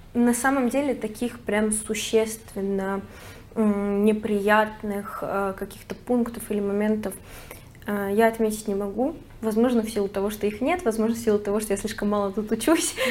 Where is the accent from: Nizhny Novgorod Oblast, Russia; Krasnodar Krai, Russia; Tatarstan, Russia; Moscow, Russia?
Moscow, Russia; moved away as an adult; now in Barcelona, Spain; Я из Москвы